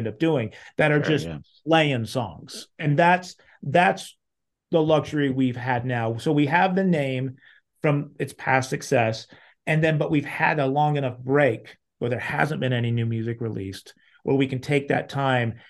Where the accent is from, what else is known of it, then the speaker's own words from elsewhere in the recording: Salt Lake City, Utah, United States; I grew up in Salt Lake City, Utah, where I still am now